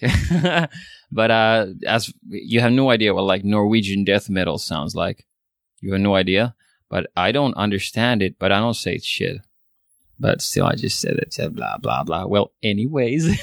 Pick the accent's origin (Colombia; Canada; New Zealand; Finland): Finland; first language Swedish; English is a second language; I'm a Swedish speaking Finn, which means Swedish is my mother tongue.